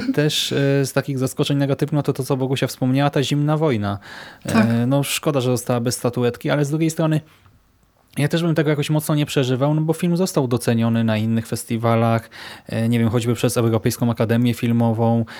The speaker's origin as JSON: {"language": "Polish", "town": "Łódź", "region": "Łódź Voivodeship", "country": "Poland", "said": "u nas w Łodzi"}